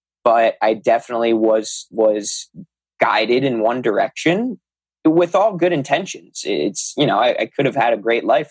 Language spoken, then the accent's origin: English; Long Island, New York, United States; I'm from New York. I live on Long Island